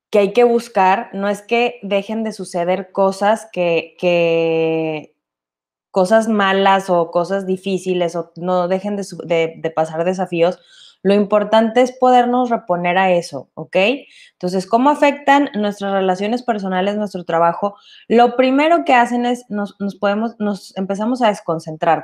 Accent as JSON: {"language": "Spanish", "country": "Mexico", "said": "Nosotros como latinos y mexicanos"}